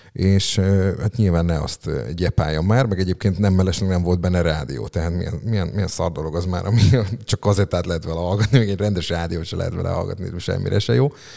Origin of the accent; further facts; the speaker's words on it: Szeged, Csongrád-Csanád, Hungary; Ilona utcában, Rókuson nevelkedtem fel, hat éves koromig ott laktam